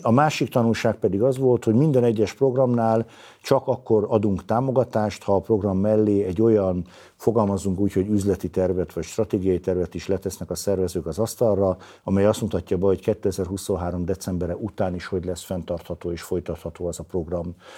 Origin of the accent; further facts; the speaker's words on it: Veszprém, Veszprém County, Hungary; mint veszprémi ember